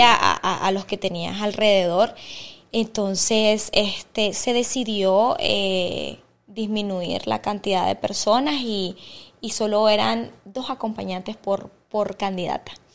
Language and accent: Spanish; Estelí, Nicaragua; moved away as an adult; now in Managua, Nicaragua; yo soy de Estelí